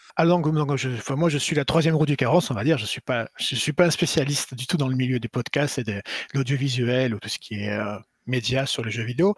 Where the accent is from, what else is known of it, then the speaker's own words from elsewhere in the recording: Marseille, Provence-Alpes-Côte d'Azur, France; moved away as an adult; now in Tokyo, Japan; je suis de Marseille